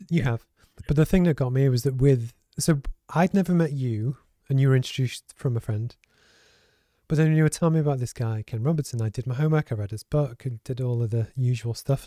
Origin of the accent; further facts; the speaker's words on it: Liverpool, North West England, United Kingdom; I grew up in the Northwest, as you know, so in Liverpool, and I was raised by a single parent.